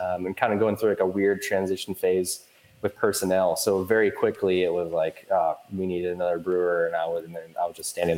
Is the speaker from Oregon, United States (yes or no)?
yes; Portland, Oregon, United States; also born or lived in Newport, Oregon; I'm from the Portland area originally